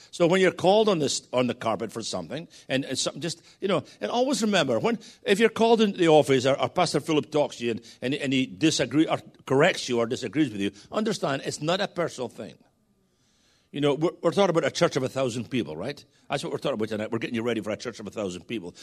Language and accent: English; Scotland, United Kingdom; I'm a Scotsman